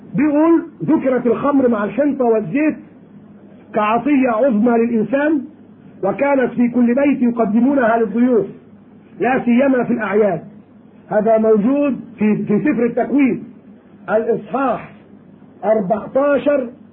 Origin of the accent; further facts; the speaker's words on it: Egypt; عندنا في مصر